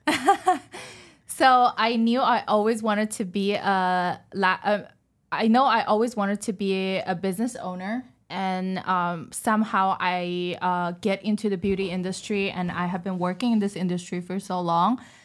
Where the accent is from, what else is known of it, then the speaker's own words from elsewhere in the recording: China; English is a second language; moved away as an adult; I was born and raised in China